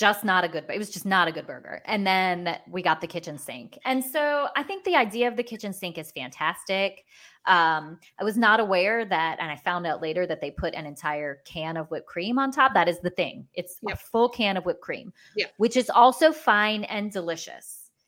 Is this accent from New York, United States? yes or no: yes; New York City, New York, United States; I grew up in Brooklyn